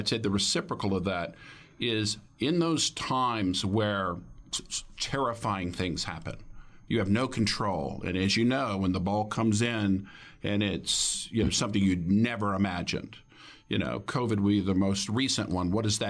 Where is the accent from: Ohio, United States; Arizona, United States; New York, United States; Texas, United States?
Texas, United States; Dallas; also born or lived in Colorado / Florida / Silicon Valley; I grew up in Dallas, not from there, but spent a lot of time there.